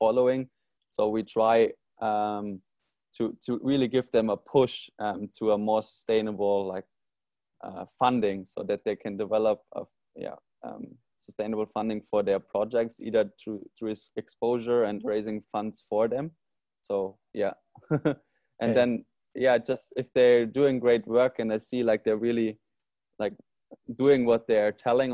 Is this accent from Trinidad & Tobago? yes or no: no; Germany; now in Bali, Indonesia; So I'm from Germany originally, and there you don't see plastic on the streets